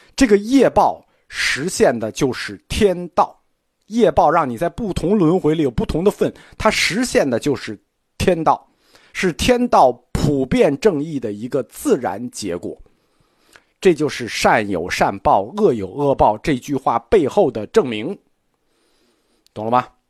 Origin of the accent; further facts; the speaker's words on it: China; 我们中国人是不吃这一套的